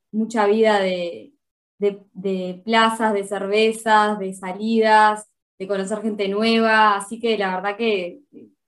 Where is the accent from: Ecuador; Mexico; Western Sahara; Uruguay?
Uruguay; moved away as an adult; now in Eindhoven, Netherlands; Yo soy uruguaya, tengo 29 años y tengo el pasaporte italiano y por eso es que ahora me mudé a Holanda, a la ciudad de Eindhoven.